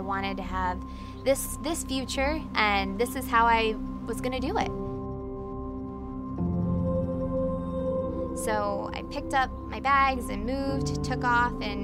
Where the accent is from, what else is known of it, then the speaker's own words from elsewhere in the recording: upstate New York, United States; moved away as an adult; also born or lived in Maryland; now in South Bay, United States; I grew up in upstate New York to a family of six kids.